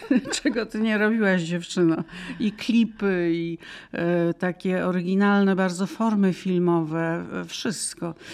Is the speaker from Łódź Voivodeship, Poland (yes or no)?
yes; Łódź, Łódź Voivodeship, Poland; also born or lived in Radom; now in Warsaw, Poland; jestem dziewczyna z Łodzi.